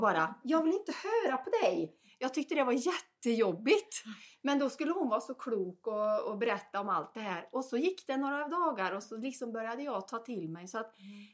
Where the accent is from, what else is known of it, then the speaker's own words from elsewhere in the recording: Värmland, Sweden; accent: Värmland dialect; jag har pratat värmländska